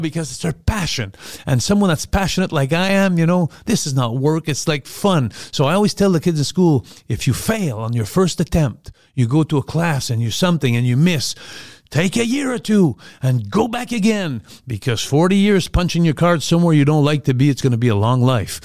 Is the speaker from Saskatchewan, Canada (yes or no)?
no; Montreal, Quebec, Canada; Montreal, my hometown